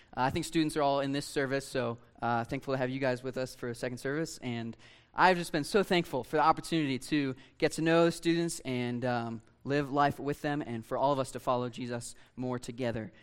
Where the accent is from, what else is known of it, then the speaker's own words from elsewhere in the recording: Ohio, United States; I grew up in Ohio, Lake Erie